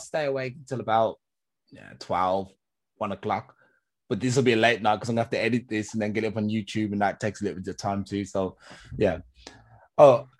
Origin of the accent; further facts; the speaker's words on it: England, United Kingdom; now in Germany; So I'm from England. So most of my people I know from England, but we're also, you know, in Germany as well. So just international.